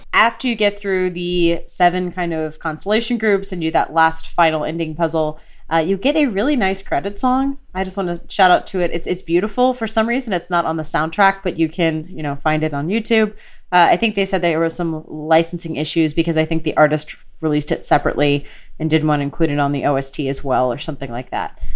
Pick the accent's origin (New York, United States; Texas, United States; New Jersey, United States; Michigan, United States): Texas, United States; Houston; I grew up in Houston